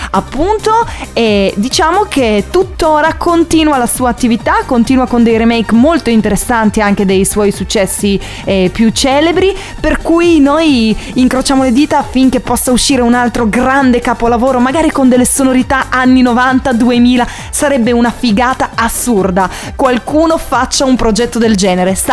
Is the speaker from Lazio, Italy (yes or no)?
no; Sardinia, Italy; ma io sono cresciuta in Sardegna e quindi il primo locale che frequentavo era questa mega discotecona chiamata Why Not